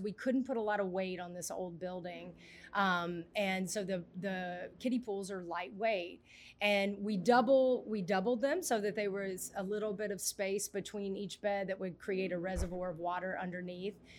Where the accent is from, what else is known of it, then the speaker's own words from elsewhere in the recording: Mississippi, United States; I grew up in Mississippi, a lot of farmland